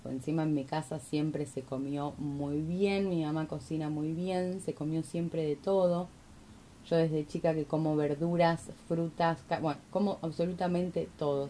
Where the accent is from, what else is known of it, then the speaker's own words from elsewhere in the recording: Argentina; porque soy argentina